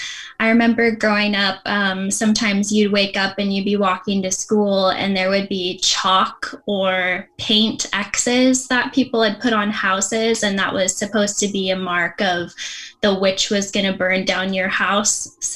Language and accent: English; Lafayette, Oregon, United States; I grew up in Lafayette, Oregon. That town is about 40 minutes south of Portland.